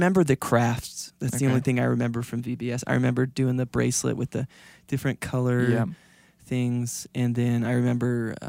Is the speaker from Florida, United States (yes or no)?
yes; Florida, United States; moved away; I'm from Florida